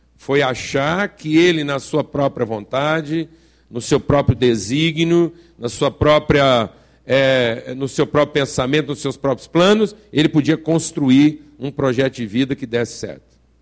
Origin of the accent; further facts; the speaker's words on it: Brazil; Como brasileiro